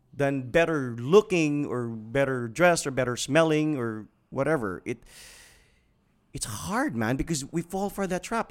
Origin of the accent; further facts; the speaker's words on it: Mindanao, Philippines; we're from Mindanao